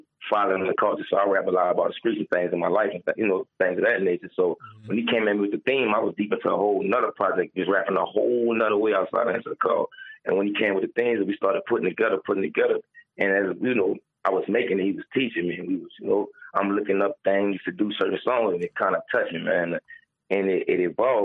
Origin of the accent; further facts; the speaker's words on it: New Orleans, Louisiana, United States; moved away; also born or lived in Atlanta; I'm coming from New Orleans